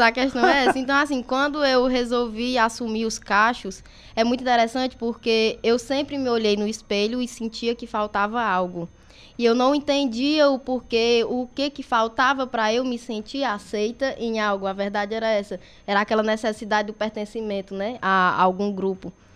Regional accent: Crateús, Ceará, Brazil; sou natural de Crateús.

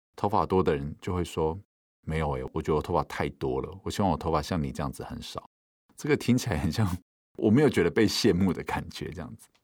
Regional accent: Taiwan; 我们在原住民的部落长大

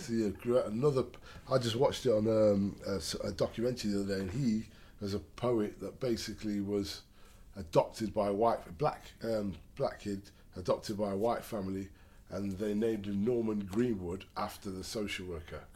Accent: Derby, East Midlands, United Kingdom; I'm from Derby.

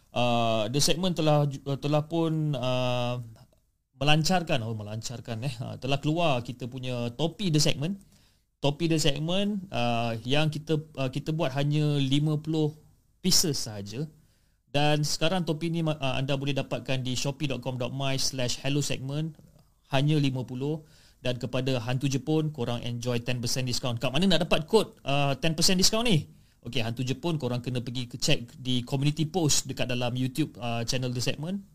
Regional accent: Johor, Malaysia; dan saya berasal dari Johor

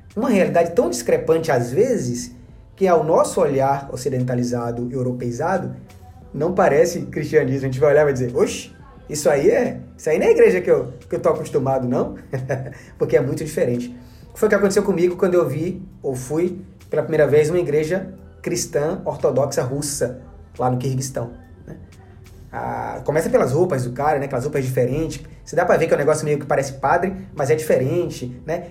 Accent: Salvador, Bahia, Brazil; eu mesmo fui criado em Salvador

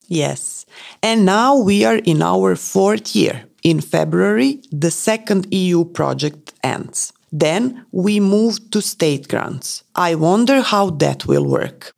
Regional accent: Prague, Czechia; I was born in Prague. My childhood was pretty complicated because my mother left me with her brother, my uncle. So I was raised in another family

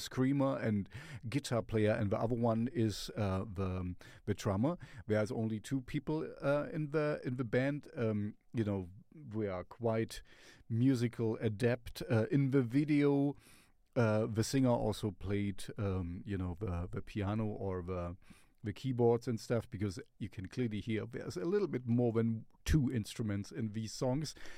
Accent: Germany; I'm from Germany. We are from Germany

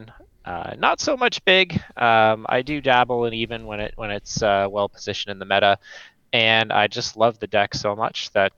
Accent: Canada; moved away as an adult; now in Pacific Northwest, United States; I am also Canadian

